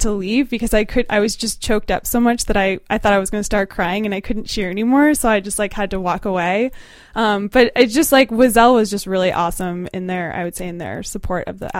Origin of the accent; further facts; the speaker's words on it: New Jersey, United States; moved away; I'm from New Jersey.